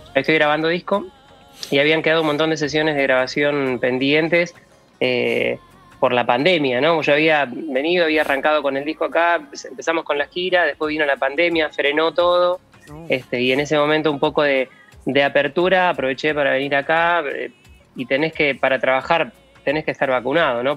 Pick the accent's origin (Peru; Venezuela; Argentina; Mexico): Argentina